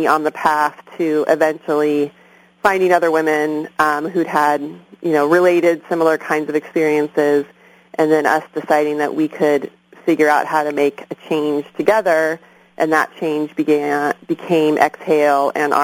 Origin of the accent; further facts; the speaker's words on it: San Clemente, California, United States; moved away as an adult; also born or lived in Berkeley; now in Oakland, United States; I'm originally from Orange County. I grew up in San Clemente